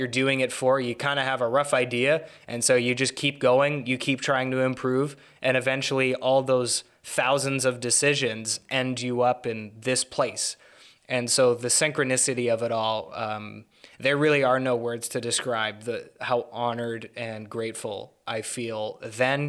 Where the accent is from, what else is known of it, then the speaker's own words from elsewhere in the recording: Vancouver, British Columbia, Canada; I'm Canadian. I was born in 1996, little time after the war ended. You know, from a fairly liberal place, you know, Vancouver